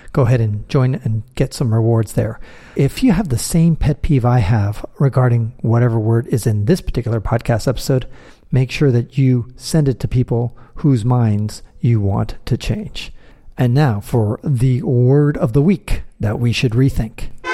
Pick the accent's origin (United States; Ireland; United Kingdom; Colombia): United States; my mom is from Chile, my dad's French, And I was born in the United States